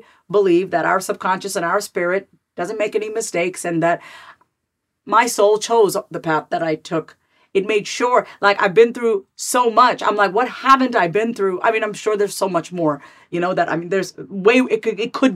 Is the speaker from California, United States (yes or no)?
no; New York, United States; My sister and I were born and raised in New York